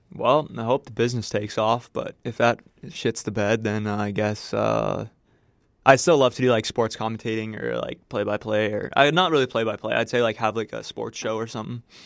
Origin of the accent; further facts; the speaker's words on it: Manitoba, Canada; I'm from the small town of Bossier, Manitoba.